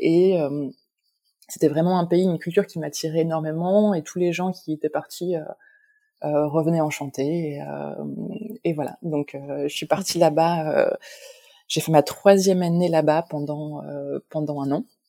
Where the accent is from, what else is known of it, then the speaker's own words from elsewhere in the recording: Lille, Hauts-de-France, France; moved away as an adult; also born or lived in Mexico; now in Paris, France; je suis originaire de Lille, de France